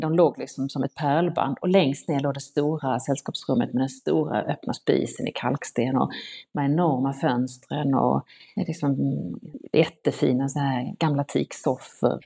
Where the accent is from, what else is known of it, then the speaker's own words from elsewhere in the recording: Ängelholm, Skåne, Sweden; also born or lived in Stockholm / London; så att de köpte ett sextiotalsmotell i Ängelholm och flyttade dit